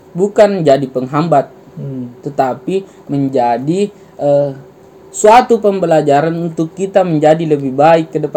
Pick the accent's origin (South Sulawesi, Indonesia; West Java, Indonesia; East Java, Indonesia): South Sulawesi, Indonesia; Makassar; tapi kita tidak boleh melupakan eh, bahasa budaya kita juga dalam hal ini saya sebagai orang Makassar ya bahasa Makassar.